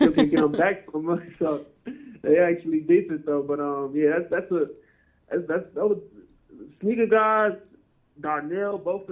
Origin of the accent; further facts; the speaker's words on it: Chicago, Illinois, United States; moved away as an adult; now in Arizona, United States; No, I'm from Chicago. I just moved out to Arizona 2 years ago.